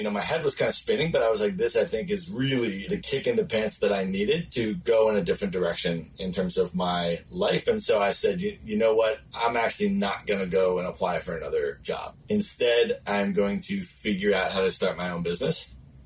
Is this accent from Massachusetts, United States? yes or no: no; Buffalo, New York, United States; moved away as an adult; also born or lived in Chicago, Illinois / Cleveland, Ohio / Washington, D.C. / Los Angeles, California; lived a lot on the East Coast and grew up there. Went to high school, middle school and high school in Buffalo, New York, in a suburb outside of Buffalo